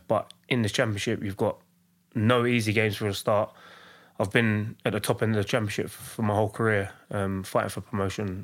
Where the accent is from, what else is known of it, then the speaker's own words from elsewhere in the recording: London, United Kingdom; also born or lived in Hackney; from East London. I grew up in, in Hackney and I was raised in Leyton